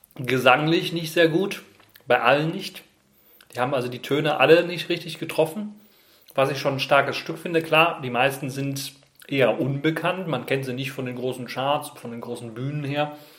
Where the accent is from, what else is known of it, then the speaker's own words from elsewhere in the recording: Germany; bei uns in Deutschland